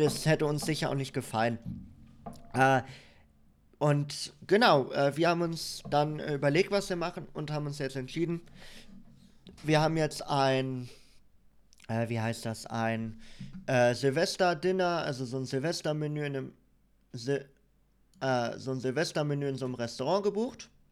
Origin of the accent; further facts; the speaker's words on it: Soest, North Rhine-Westphalia, Germany; moved away; ich bin in Soest in NRW geboren, zwischen Dortmund und Paderborn.